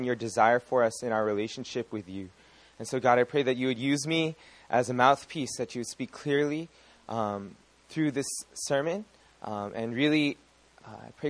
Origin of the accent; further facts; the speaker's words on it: California, United States; I am from California